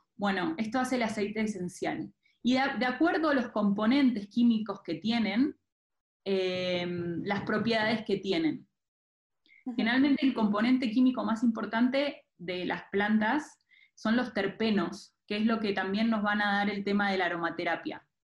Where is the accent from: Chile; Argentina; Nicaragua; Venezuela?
Argentina; moved away as an adult; also born or lived in Buenos Aires; now in Mexico; Yo soy de Argentina